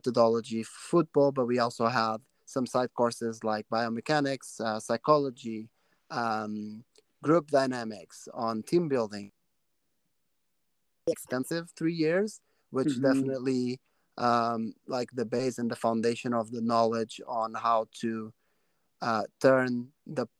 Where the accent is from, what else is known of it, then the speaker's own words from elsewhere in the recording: Portugal; now in Canada; a tournament in my hometown